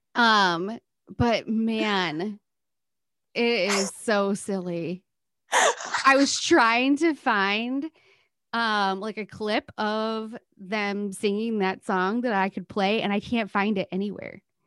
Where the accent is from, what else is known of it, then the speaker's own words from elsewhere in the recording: Midwest, United States; as a Midwesterner